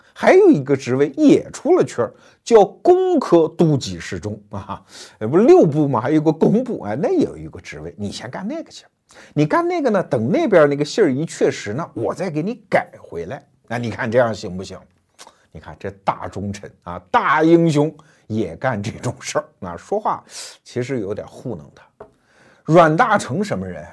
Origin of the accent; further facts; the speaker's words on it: Anhui, China; 我小时候在安徽